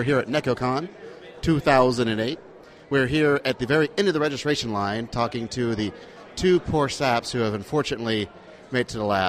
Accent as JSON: {"language": "English", "region": "Alabama", "country": "United States", "said": "We're from Alabama."}